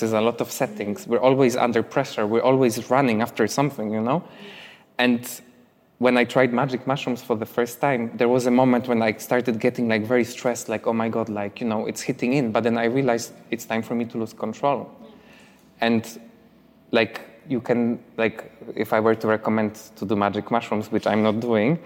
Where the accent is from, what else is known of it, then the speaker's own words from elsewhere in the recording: Poland; moved away as an adult; also born or lived in London; there is a village next to my hometown that I have friends who live in that village called Konopnica